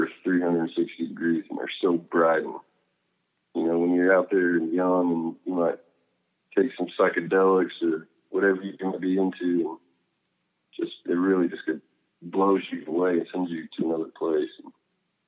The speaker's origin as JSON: {"language": "English", "town": "Plainview", "region": "Texas", "country": "United States", "tie": "born or raised there", "moved": "yes", "said": "I always loved Plainview. You know, I had so many good experiences growing up there"}